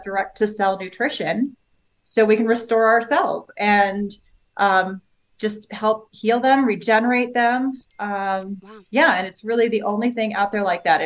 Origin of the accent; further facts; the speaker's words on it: Boulder, Colorado, United States; I'm from Boulder, Colorado